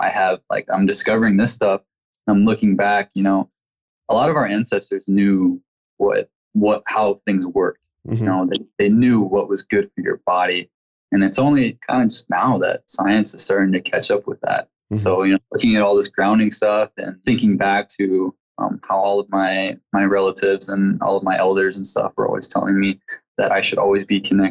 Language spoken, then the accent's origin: English; Midwest, United States; I come from a tribe here in the Midwest